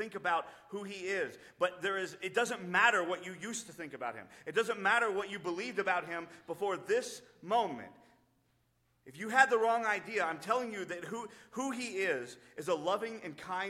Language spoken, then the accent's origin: English; United States; our freedom as American because we believe in Christ